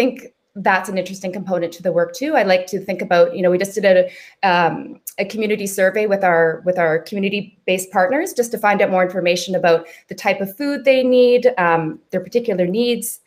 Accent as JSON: {"language": "English", "town": "Vancouver", "region": "British Columbia", "country": "Canada", "tie": "born or raised there", "said": "most of us are born and raised in Vancouver"}